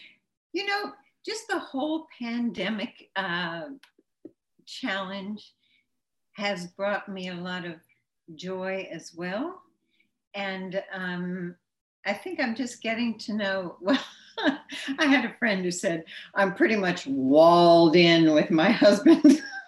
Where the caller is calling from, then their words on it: Pennsylvania, United States; Bucks County, Pennsylvania.